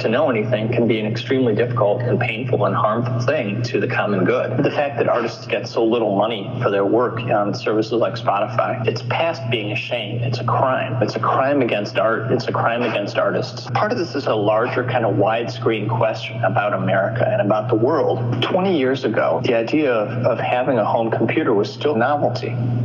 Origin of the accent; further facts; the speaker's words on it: United States; as an American kid